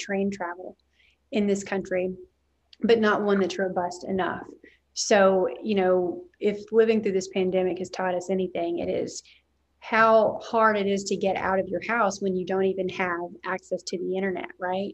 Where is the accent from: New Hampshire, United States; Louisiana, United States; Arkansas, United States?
Arkansas, United States; I'm a native Arkansan, you can probably hear it in my voice